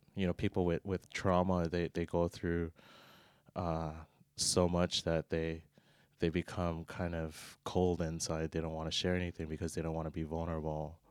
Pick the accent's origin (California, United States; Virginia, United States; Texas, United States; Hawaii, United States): Hawaii, United States; Oahu; moved away as an adult; born and raised in Hawaii, Oahu, you know, with the Aloha spirit